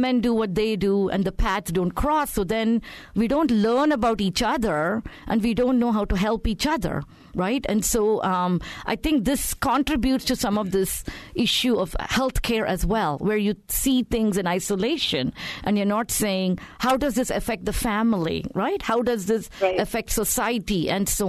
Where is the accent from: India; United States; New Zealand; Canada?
India; moved away; I grew up in India before India became what it is today